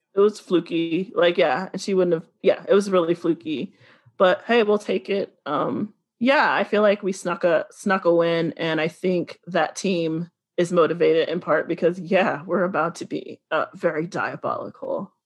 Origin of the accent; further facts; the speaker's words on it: the South, United States; I'm from the South